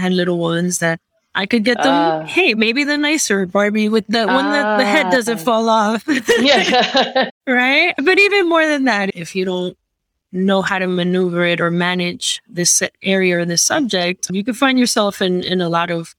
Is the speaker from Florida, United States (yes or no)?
no; New York City, New York, United States; moved away as an adult; now in Miami, United States; I was born and raised in Queens, New York.